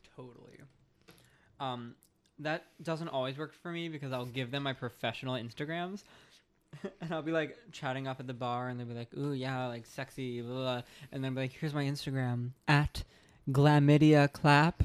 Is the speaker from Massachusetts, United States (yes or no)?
no; Long Island, New York, United States; I'm from Long Island